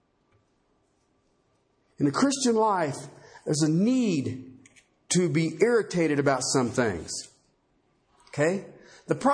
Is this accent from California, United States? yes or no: no; Ohio, United States; I grew up in Ohio